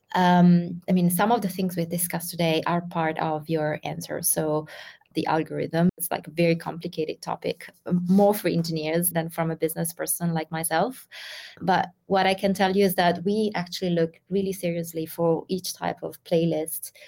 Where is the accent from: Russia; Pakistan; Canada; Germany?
Russia; moved away as an adult; now in Milan, Italy; Originally, I'm from Russia, but currently I'm living in Milan